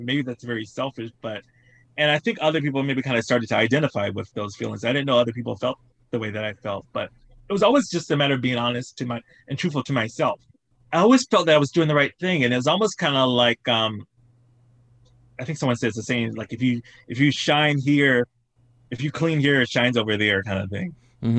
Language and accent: English; Southern United States, United States; it was kind of going back to what I saw growing up in the South.